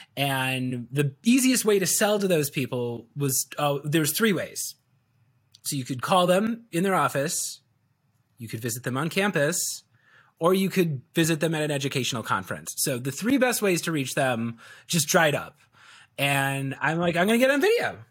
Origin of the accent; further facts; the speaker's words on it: Chicago, Illinois, United States; I was born and raised in Chicago, so I am, I'm a Chicagoan through and through